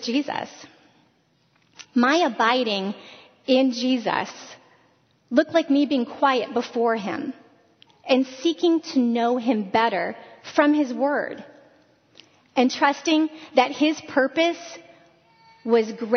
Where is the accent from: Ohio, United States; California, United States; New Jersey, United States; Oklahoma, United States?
Ohio, United States; Northwest; moved away as an adult; I was born and raised in Northwest Ohio